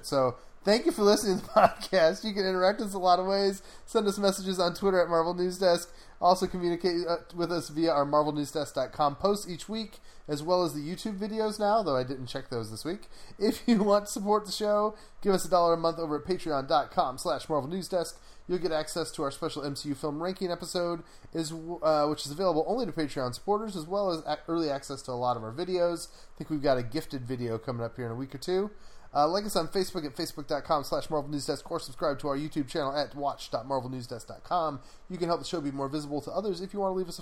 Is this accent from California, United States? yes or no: no; Michigan, United States; accent: Michigan; moved away; my Michigan coming through.